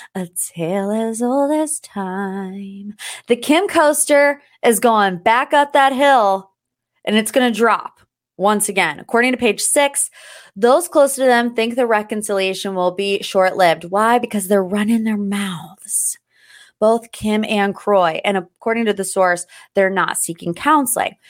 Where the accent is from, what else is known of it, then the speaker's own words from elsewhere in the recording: Ohio, United States; I'm like from Ohio